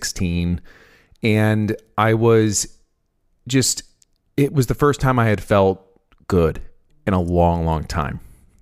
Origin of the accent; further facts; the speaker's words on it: San Francisco, California, United States; moved away as an adult; So I'm 32. I was raised in the East Bay area of San Francisco, California. I lived there until I was about 20.